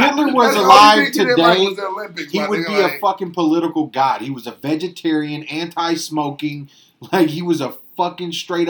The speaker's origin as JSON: {"language": "English", "country": "United States", "said": "I'm an American, sir."}